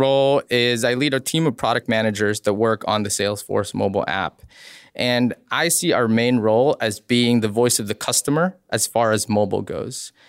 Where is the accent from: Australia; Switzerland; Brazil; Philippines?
Philippines; moved away; I grew up in the Philippines